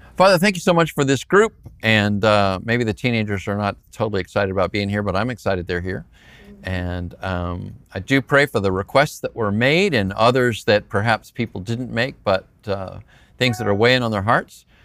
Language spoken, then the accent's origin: English; Phoenix, Arizona, United States; I'm from Phoenix